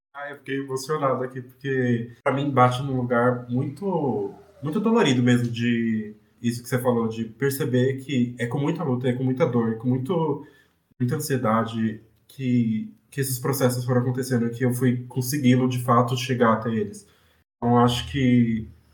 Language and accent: Portuguese; São Paulo, Brazil; Eu sou de Guaianazes, eu cresci e vivi em Guaianazes, eu ainda vivo em Guaianazes